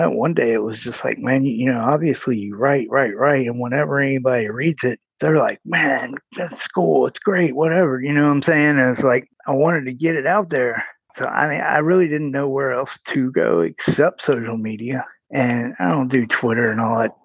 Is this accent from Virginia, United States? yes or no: yes; Roanoke, Virginia, United States; I was born in Roanoke, Virginia. I grew up there, lived there most of my life.